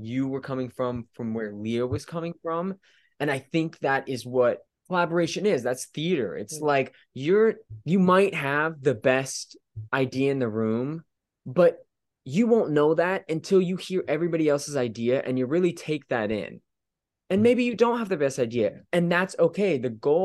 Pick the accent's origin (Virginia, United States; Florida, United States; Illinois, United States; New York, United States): Florida, United States; So I grew up in Florida.